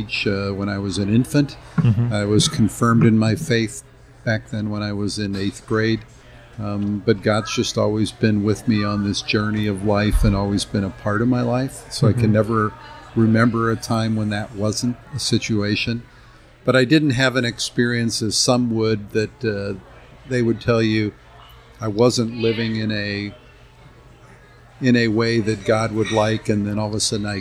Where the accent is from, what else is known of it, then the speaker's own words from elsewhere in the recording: Kirkwood, Missouri, United States; Grew up here in the St. Louis area, in the area of Kirkwood, Missouri